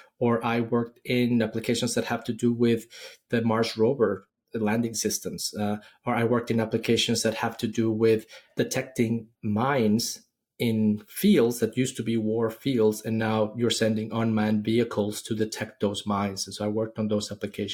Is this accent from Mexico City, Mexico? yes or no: yes; Mexico City, Mexico; moved away as an adult; also born or lived in Silicon Valley; now in Austin, United States; I'm originally from Mexico City. I studied electronics engineering in school